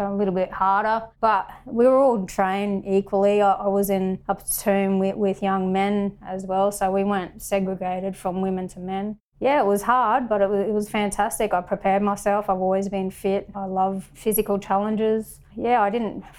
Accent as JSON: {"language": "English", "area": "North Stradbroke Island", "region": "Queensland", "country": "Australia", "tie": "born or raised there", "also_born_or_lived": "Brisbane, Australia", "moved": "as an adult", "said": "I was born in Brizzy and I moved over to beautiful Minjeribo, North Stradbroke Island, home of the Kwanamuka people. And I pretty much lived there until I was 17"}